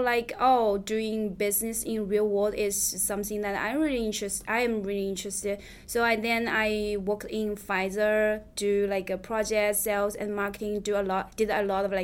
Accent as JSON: {"language": "English", "country": "China", "second_language": "English", "moved": "as an adult", "lives_now": "United States", "said": "I'm from China"}